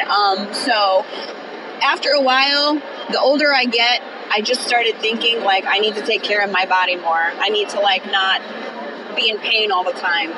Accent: Connecticut, United States; I'm from Connecticut.

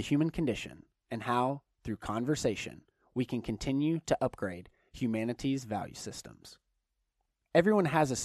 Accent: Chattanooga, Tennessee, United States; now in Los Angeles, United States; I'm originally from Chattanooga, Tennessee

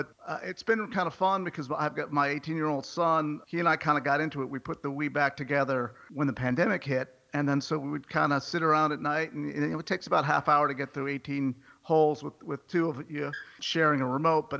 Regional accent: Maryland, United States; moved away as an adult; now in Virginia, United States; And I grew up mostly in the Maryland area from the time I was 10 years old. Went to James Madison University and was engaged by the time college was ending. So I've lived in Virginia ever since.

